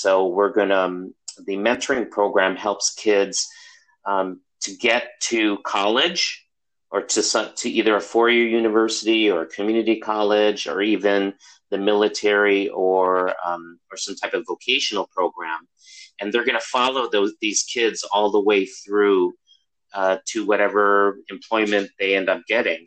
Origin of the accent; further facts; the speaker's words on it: Chicago, Illinois, United States; moved away as an adult; also born or lived in Milwaukee, Wisconsin; now in California, United States; I grew up in Chicago